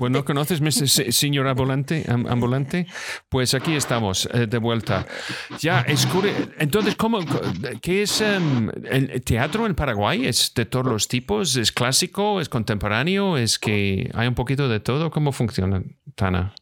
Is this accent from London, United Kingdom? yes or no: no; Scotland, United Kingdom; now in Spain; soy de Escocia